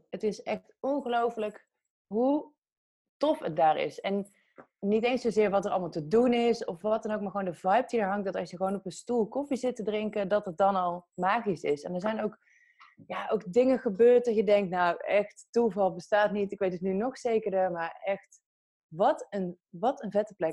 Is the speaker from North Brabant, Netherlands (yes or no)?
yes; Breda, North Brabant, Netherlands; now in Utrecht, Netherlands; Ik ben opgegroeid in Brabant.